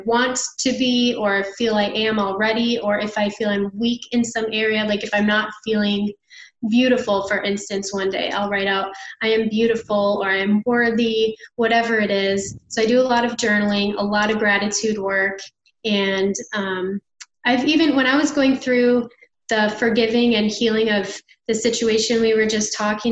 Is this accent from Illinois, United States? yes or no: yes; Chicago, Illinois, United States; moved away as an adult; now in Nashville, United States; I'm from Chicago and I just moved to Nashville this year